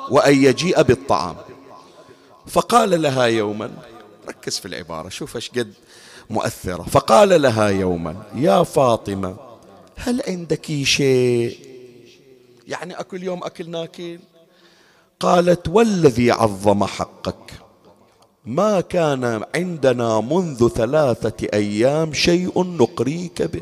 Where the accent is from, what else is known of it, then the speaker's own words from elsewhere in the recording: Bahrain; تذكرون النقل العام سابقا عندنا بالبحرين أنا الآن صار لي سنوات ما أذكر ما أدري الآن شلون الوضع